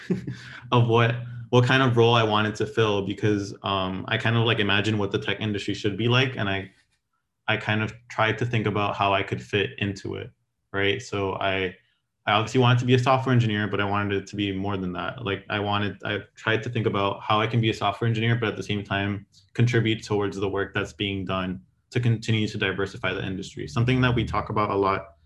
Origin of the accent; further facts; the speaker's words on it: Miami, Florida, United States; moved away as an adult; also born or lived in Gainesville, Florida; now in San Francisco, United States; I came from Miami.